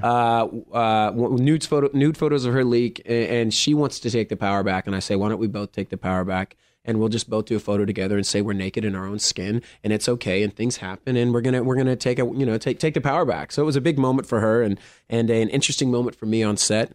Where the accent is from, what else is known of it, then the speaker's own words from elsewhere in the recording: Oklahoma, United States; moved away as an adult; also born or lived in Texas / Los Angeles; I was born in Texas, grew up in Oklahoma